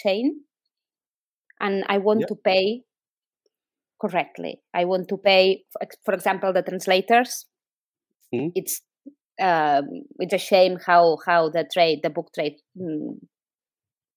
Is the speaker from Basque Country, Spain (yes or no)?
no; Barcelona, Catalonia, Spain; English is a second language; moved away; I am originally from Catalonia, from Barcelona